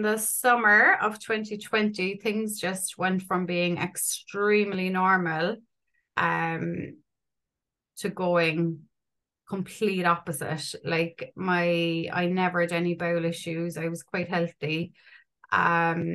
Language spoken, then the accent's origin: English; Ireland; I'm 38. I'm from Ireland